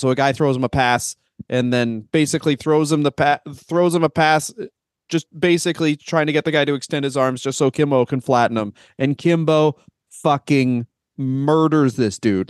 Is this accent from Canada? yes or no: yes; Canada; we're Canadian